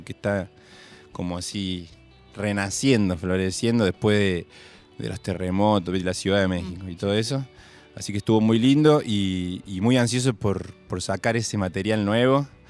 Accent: Córdoba, Argentina; also born or lived in Buenos Aires; soy cordobés

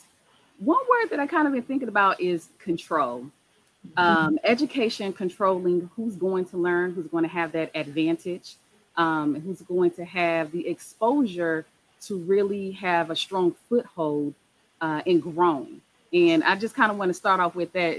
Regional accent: Decatur, Illinois, United States; now in Peoria, United States; I'm a native of Decatur, Illinois, residing in Peoria, Illinois

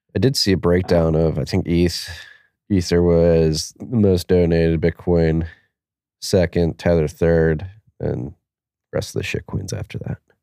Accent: Philadelphia, Pennsylvania, United States; Pennsylvania, my home state, has Pittsburgh and Philadelphia, my home city

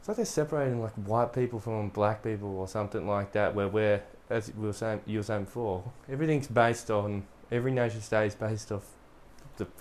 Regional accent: Australia; as an Australian

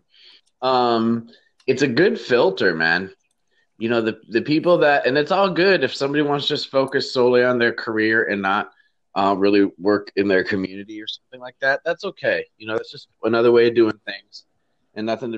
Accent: Michigan, United States; moved away; also born or lived in Chico, California / Fargo, North Dakota; my hometown community in Michigan

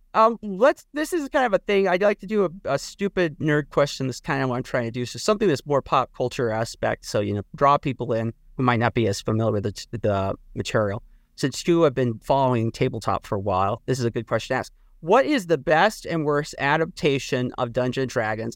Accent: Midwest, United States; I come from the Midwest

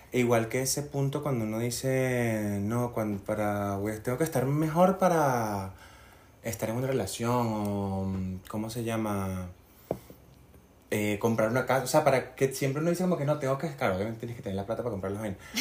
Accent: Barinas, Venezuela; yo nací en Barinas, o sea, tierra de caballos y vacas y ganado y, Me y granjas. Y yo crecí en ese ambiente

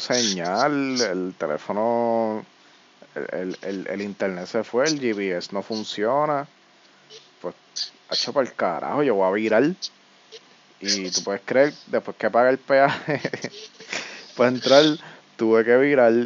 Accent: Yauco, Puerto Rico; yo soy de Yauco y aquí no hay nada

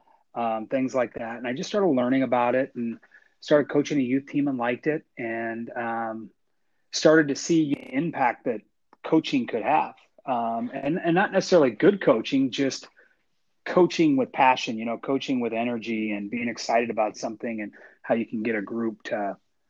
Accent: Seattle, Washington, United States; moved away as an adult; also born or lived in Nevada; I grew up actually in the Pacific Northwest in the Seattle area.

